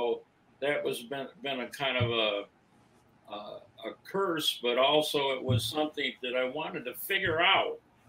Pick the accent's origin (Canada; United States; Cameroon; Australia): United States; Lansing, Michigan; now in Phoenix, United States; I grew up in Lansing. I went to Waverly High School and on the west side.